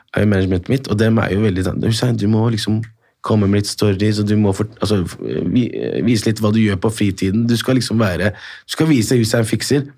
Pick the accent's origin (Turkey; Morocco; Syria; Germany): Morocco; now in Norway; Jeg er opprinnelig fra Marokko